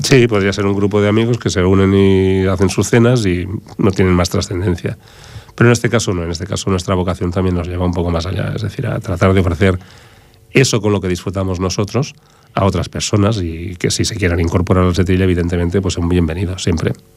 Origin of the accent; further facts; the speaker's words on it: Barcelona, Catalonia, Spain; now in Ripollet, Spain; yo soy hijo del Raval de Barcelona